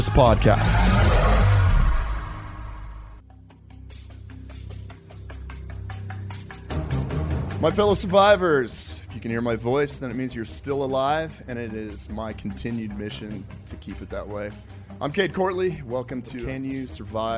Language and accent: English; Colorado, United States; I grew up in Colorado